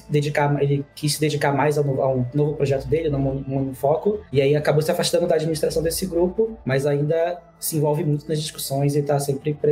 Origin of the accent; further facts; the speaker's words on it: Rio de Janeiro, Brazil; now in São Paulo, Brazil; Eu sou o …, é, tenho 32 anos, sou carioca, é, já morei em alguns lugares diferentes, assim, hoje eu tô morando em São Paulo.